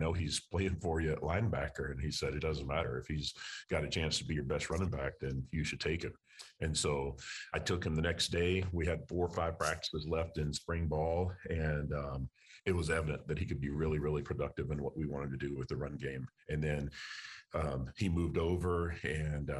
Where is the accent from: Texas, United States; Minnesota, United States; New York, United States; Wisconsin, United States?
Texas, United States; moved away; I'm from Texas. My wife is from Texas. Haven't been back to live in over 20 years